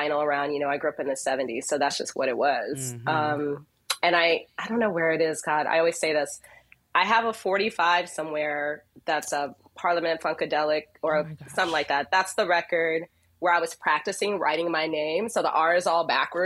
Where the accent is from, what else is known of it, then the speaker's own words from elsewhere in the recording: Chicago, Illinois, United States; I grew up in Chicago.